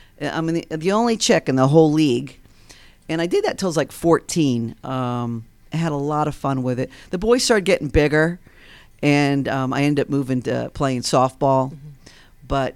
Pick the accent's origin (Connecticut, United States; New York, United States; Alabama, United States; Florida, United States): New York, United States; Long Island; born there; So anyway, yeah, I was born in Long Island, New York. Bertucci's my maiden name, so the Italians pretty much dominated, you know, our household.